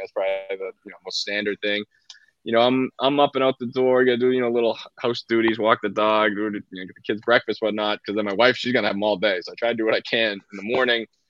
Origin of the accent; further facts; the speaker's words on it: Boston, Massachusetts, United States; I grew up in Boston